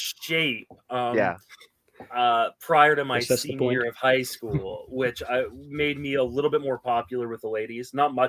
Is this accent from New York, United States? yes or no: no; Virginia, United States; also born or lived in Washington, D.C. / Paris, France / London, England; I moved around quite a bit when I was young. So I was born in Washington, D.C., Georgetown University Hospital. Lived in Northern Virginia off and on with stops in Paris, France, London, England.